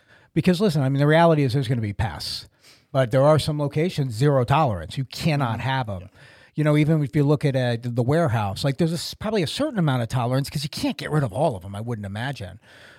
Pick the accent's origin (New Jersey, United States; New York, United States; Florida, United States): Florida, United States; moved away; when I was a kid growing up in Florida